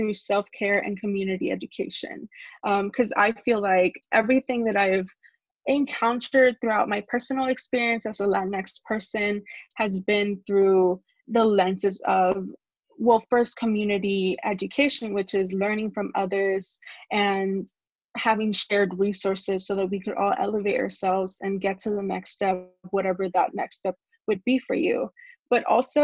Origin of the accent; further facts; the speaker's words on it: Laredo, Texas, United States; moved away as an adult; also born or lived in Monterrey, Nuevo León, Mexico; now in Austin, United States; I am originally from Monterrey, Nuevo León, but I moved to Laredo when I was really young. I would say about 4